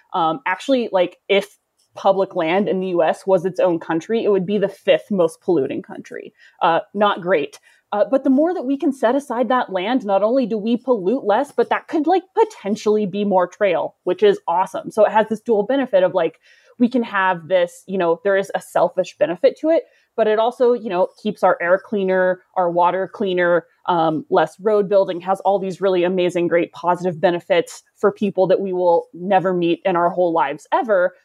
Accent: the South, United States; now in Colorado, United States; I'm from the South, and so that's part of my history

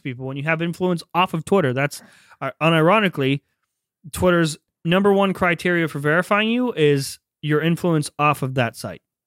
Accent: Northeast Ohio, United States; also born or lived in Pennsylvania; I grew up in Ohio, Northeast Ohio, like around Youngstown, Akron, Cleveland

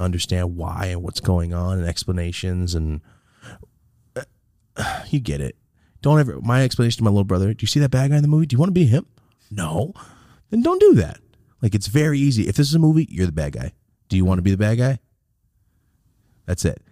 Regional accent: Merced, California, United States; moved away as an adult; now in Los Angeles, United States; I'm from Merced

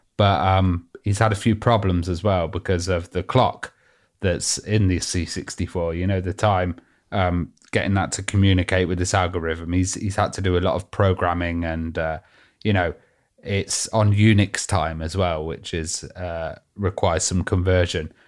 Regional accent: United Kingdom; we're, we're British.

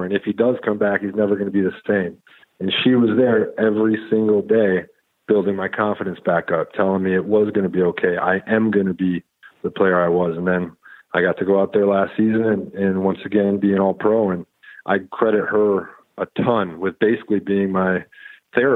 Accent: Wisconsin, United States; moved away; also born or lived in Texas; I grew up in Wisconsin, a small town

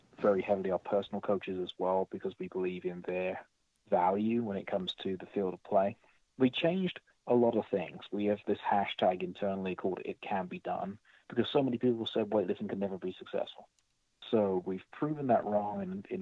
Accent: United Kingdom; now in United States; I'm British, so I came from Britain

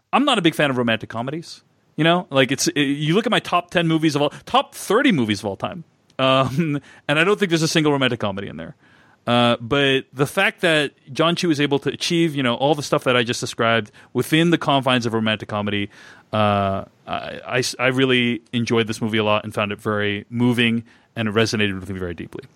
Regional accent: United States; as an Asian American

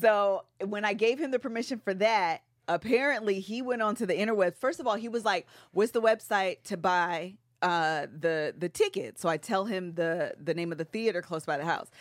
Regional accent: Seattle, Washington, United States; we're from Seattle.

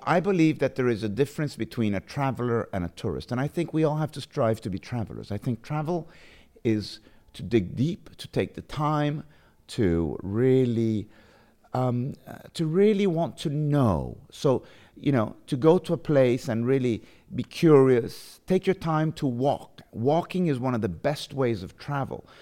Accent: London, United Kingdom; moved away; also born or lived in Positano, Italy; I was born in London. And then I lived, um, my first years in, in London

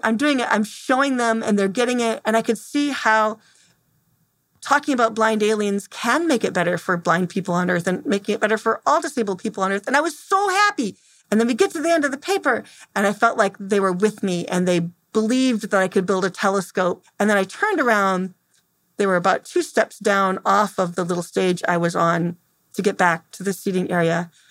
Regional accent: Temperance, Michigan, United States; I'm from Temperance, Michigan

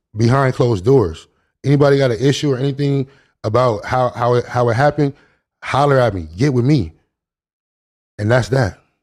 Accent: Long Beach, California, United States; I grew up in Long Beach

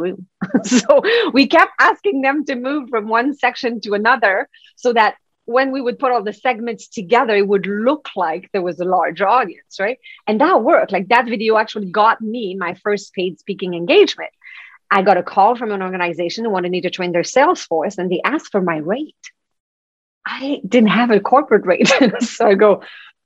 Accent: Quebec, Canada; English is a second language; now in Vancouver, Canada; I'm from Quebec. So that's the French part of Canada.

